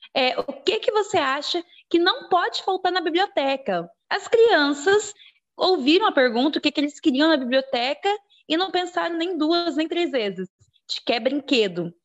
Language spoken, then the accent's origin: Portuguese; Juína, Mato Grosso, Brazil; sou aqui de Juína